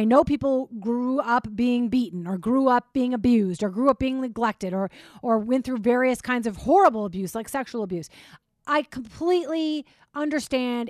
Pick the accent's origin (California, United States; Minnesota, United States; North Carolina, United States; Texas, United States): Minnesota, United States; I grew up in Minnesota